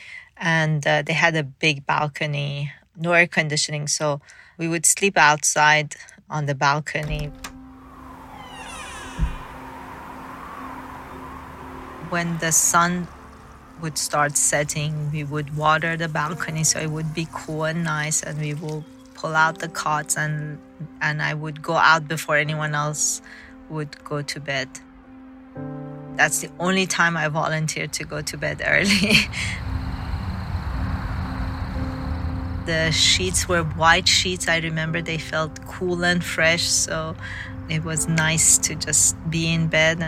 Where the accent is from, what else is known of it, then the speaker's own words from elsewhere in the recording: Tehran, Tehran Province, Iran; also born or lived in Mashhad, Iran; I was born in Mashhad, which is the second largest city in Iran. And then about maybe when I was 4 years old, we moved to Tehran, which is a capital city